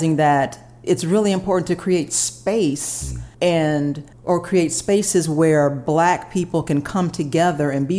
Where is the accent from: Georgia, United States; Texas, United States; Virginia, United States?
Georgia, United States; Atlanta; growing up in Atlanta